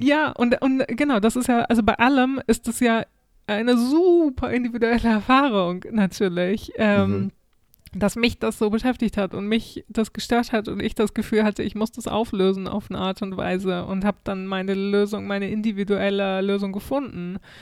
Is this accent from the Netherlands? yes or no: no; Germany; moved away as an adult; also born or lived in Sweden; Ausländerin aus Deutschland.